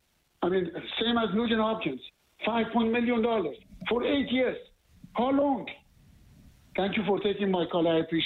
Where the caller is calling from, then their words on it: Montreal, Quebec, Canada; I'm calling from Montreal